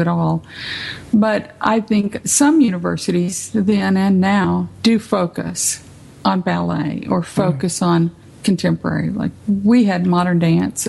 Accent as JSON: {"language": "English", "town": "San Benito", "region": "Texas", "country": "United States", "tie": "born or raised there", "moved": "yes", "lives_now": "Tyler, United States", "said": "I grew up in San Benito, but we didn't have any dance studios in San Benito"}